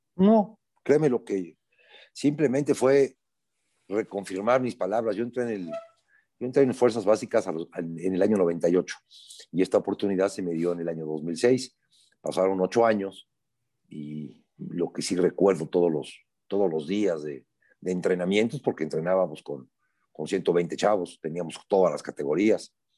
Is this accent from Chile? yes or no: no; Puebla, Mexico; Yo soy un poblano de 62 años que toda mi vida he estado involucrado en el fútbol, en particular en Puebla, aquí vivo aquí siempre he vivido